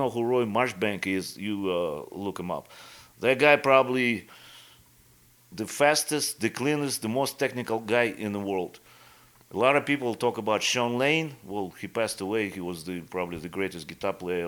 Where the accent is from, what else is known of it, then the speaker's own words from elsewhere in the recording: Irkutsk, Irkutsk Oblast, Russia; English is a second language; moved away as an adult; also born or lived in Florida / Las Vegas; now in Iowa, United States; my hometown, actually, from Siberia, from Irkutsk